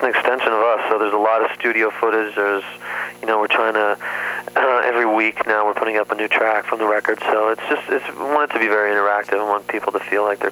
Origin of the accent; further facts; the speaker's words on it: Ontario, Canada; also born or lived in Toronto; now in Los Angeles, United States; growing up in Ontario